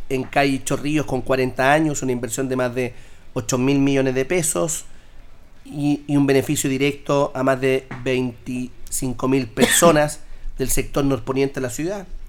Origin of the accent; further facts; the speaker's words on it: Linares, Maule, Chile; mi ciudad donde yo nací, donde me crié, me formé